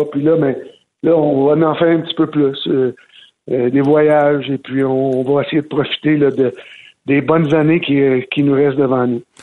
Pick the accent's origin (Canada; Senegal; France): Canada; Gatineau, Quebec; also born or lived in Florida / Vancouver / Philadelphia; je retourne chez moi à Gatineau, secteur Hall, revoir les miens pendant euh, la période de l'été